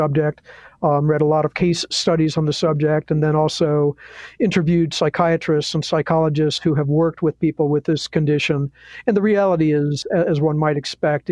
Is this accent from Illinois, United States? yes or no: yes; Chicago, Illinois, United States; moved away as an adult; now in Jacksonville, United States; I grew up in Chicago